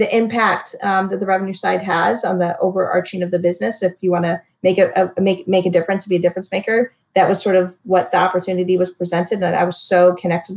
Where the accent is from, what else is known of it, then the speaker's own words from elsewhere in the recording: Michigan, United States; moved away as an adult; also born or lived in Cleveland, Ohio; now in Houston, United States; I'm from Michigan, but lived in Cleveland before moving here